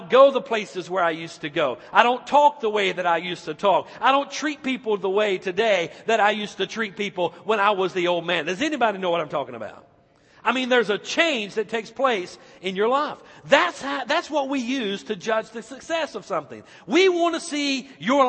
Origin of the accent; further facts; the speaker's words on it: Icard, North Carolina, United States; my hometown, back in Ickard, North Carolina